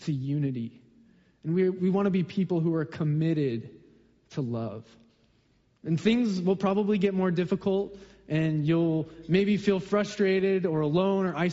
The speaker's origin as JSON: {"language": "English", "region": "Colorado", "country": "United States", "tie": "born or raised there", "also_born_or_lived": "Southern California", "moved": "yes", "lives_now": "Seattle area, United States", "said": "I grew up in Colorado"}